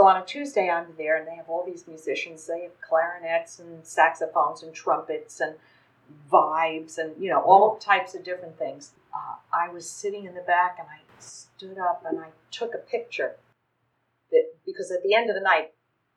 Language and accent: English; New York, United States; now in Florida, United States; I grew up in New York